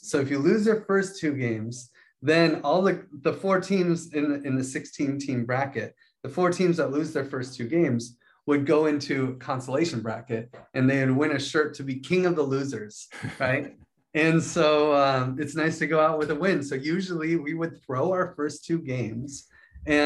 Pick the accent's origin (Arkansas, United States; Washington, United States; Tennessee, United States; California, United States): Washington, United States; Spokane; also born or lived in Seattle, Washington; I grew up in Washington State, kind of bouncing back and forth between Spokane and Seattle. So my dad lived in Seattle, my mom lived in Spokane, and I did a little bouncing back and forth. And but mostly I was in Spokane, like that's where my grade schools and high schools were